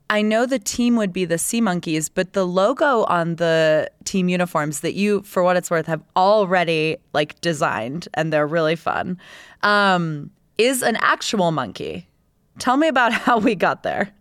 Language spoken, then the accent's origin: English; Tampa, Florida, United States; moved away; I grew up in Tampa Bay, and when I moved there, we had just got the Lightning